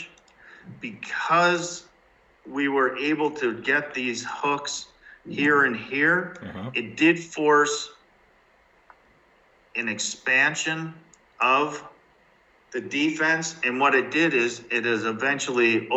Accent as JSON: {"language": "English", "town": "Halifax", "region": "Nova Scotia", "country": "Canada", "tie": "born or raised there", "said": "I'm a born and raised guy from Halifax"}